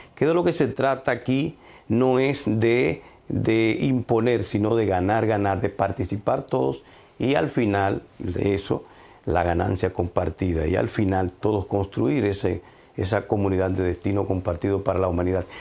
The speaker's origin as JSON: {"language": "Spanish", "country": "Dominican Republic", "said": "yo desde República Dominicana puedo ofrecer mis productos a China"}